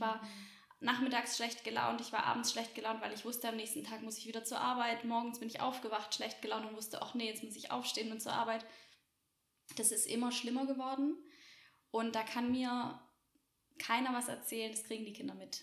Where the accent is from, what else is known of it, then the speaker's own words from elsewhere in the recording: Roßwälden, Baden-Württemberg, Germany; ich komme aus Roswelden, so die mhm. Ortsansässigen kennen dieses kleine Kaff.